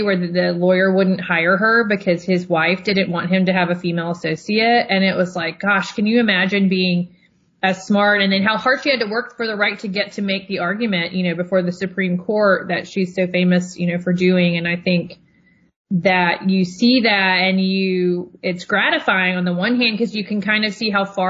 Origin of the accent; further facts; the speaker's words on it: Tennessee, United States; moved away; also born or lived in Georgia; I'm from Tennessee